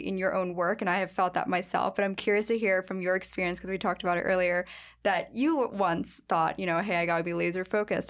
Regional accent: United States; my hometown

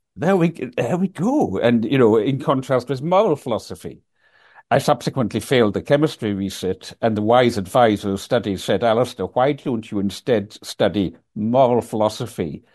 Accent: Isle of Lewis, Scotland, United Kingdom; moved away as an adult; also born or lived in Aberdeen; I was raised in the Isle of Lewis

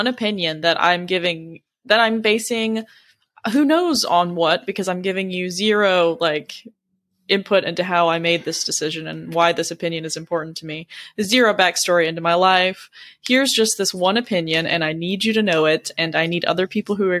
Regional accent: the South, United States; We're all from the South

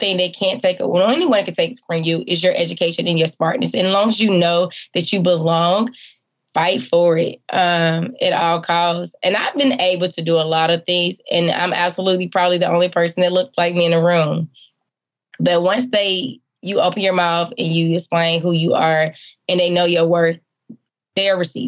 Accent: Atlanta, Georgia, United States; Growing up in Atlanta, the CDC was everything I knew about science

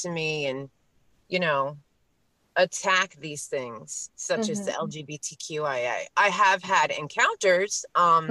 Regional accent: New York City, New York, United States; now in Pennsylvania, United States; I was born in Queens. Queens is now the most ethnically diverse place in the world. Which, as a Queens native, I am very proud

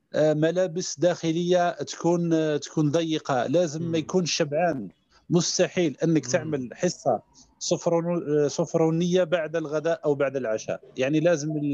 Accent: Mila Province, Algeria; also born or lived in Constantine; من شباب الجزائر آه، من مواليد 82 آه، بدائرة في ولاية ميلا

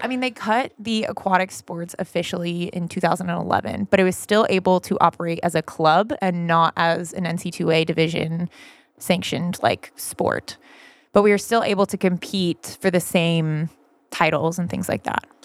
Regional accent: Vacaville, California, United States; I'm originally from Northern California, this little town called Vacaville.

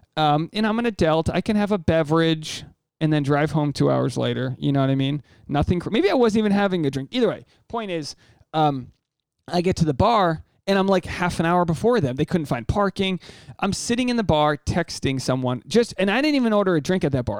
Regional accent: United States; I'm the American dude you hooked up with when you were uh, studying abroad

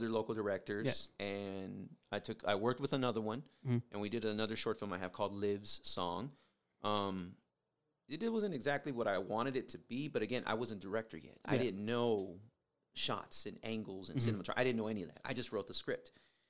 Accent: Las Vegas, Nevada, United States; also born or lived in San Diego, California; I grew up in Vegas.

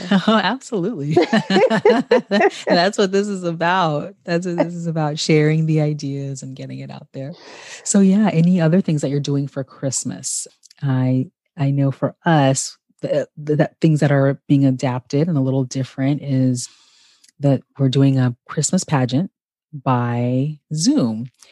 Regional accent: Ghana; how my family connects to the history of Ghana, my home country

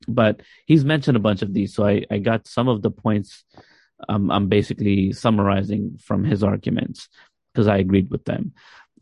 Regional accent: Pakistan; as a Pakistani fan

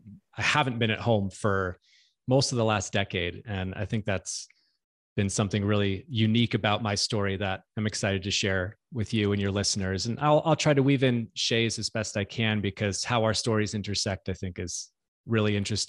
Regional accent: California, United States; No, I grew up in Southern California.

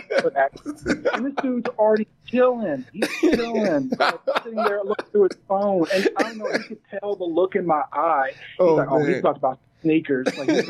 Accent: Chattanooga, Tennessee, United States; growing up in Southeast Tennessee in the 90s

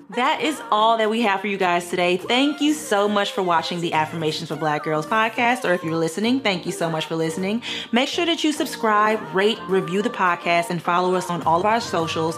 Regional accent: Louisiana, United States; now in Los Angeles, United States; I'm from Louisiana, live in Los Angeles, all my family is in Louisiana

